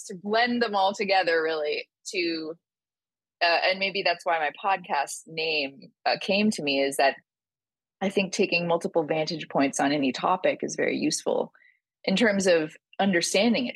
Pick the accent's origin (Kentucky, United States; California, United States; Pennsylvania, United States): California, United States; San Francisco Bay Area; moved away as an adult; also born or lived in Thailand / New York; I grew up in San Francisco Bay Area